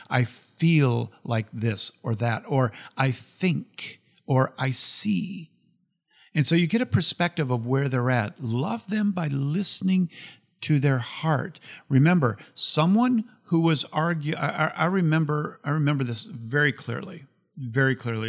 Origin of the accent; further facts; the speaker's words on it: United States; I'm an American